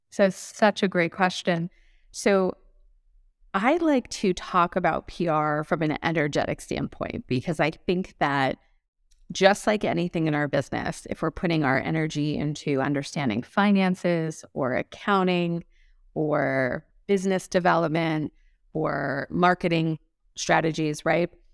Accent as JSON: {"language": "English", "town": "Los Angeles", "region": "California", "country": "United States", "tie": "born or raised there", "moved": "as an adult", "lives_now": "Scottsdale, United States", "said": "I grew up in Los Angeles"}